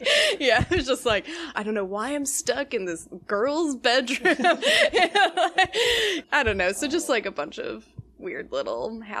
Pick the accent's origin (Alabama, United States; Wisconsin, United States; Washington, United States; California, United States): Wisconsin, United States; Palmyra; I'm from Palmyra, Wisconsin, and that is the, like, southeastern tip of the Kettle Moraine Forest.